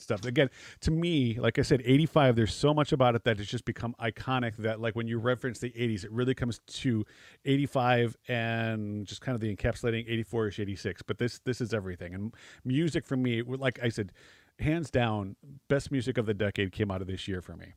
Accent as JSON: {"language": "English", "region": "Midwest", "country": "United States", "tie": "born or raised there", "said": "living in the Midwest"}